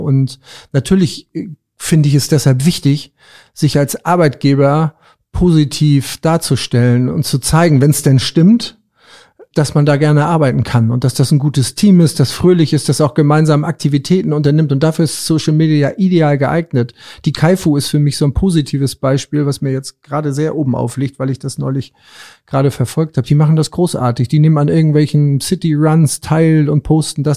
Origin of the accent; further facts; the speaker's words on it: Rendsburg, Schleswig-Holstein, Germany; meinen Heimatort Rendsburg